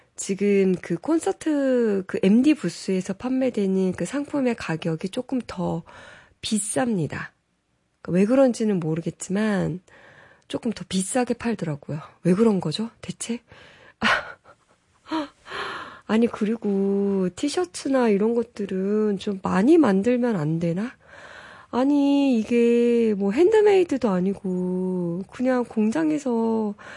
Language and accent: Korean; South Korea